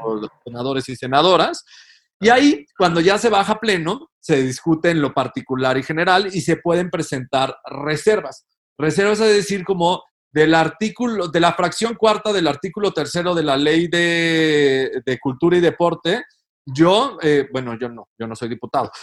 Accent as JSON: {"language": "Spanish", "country": "Mexico", "said": "somos superhéroes los mexicanos"}